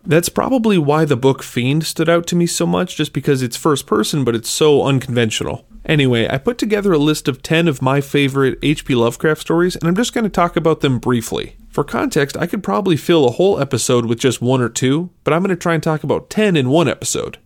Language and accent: English; Minnesota, United States; I'm from Minnesota